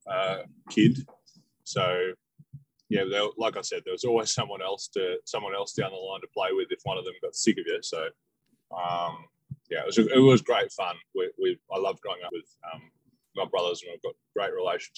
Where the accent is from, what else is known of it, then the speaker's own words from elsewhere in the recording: Devonport, Tasmania, Australia; now in Melbourne, Australia; I grew up in Tasmania, in the north of Tasmania, so Devonport.